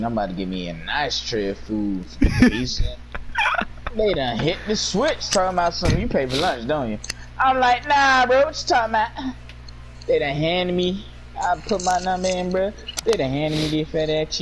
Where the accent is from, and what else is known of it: United States